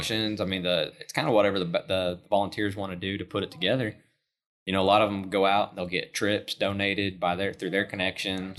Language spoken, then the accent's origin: English; Enid, Oklahoma, United States; I grew up in Northwest Oklahoma, Enid, Oklahoma